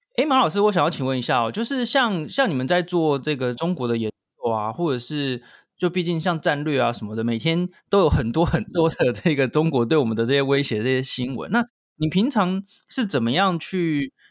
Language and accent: Chinese; Taiwan; 我们台湾这边看到的中国的新闻很多嘛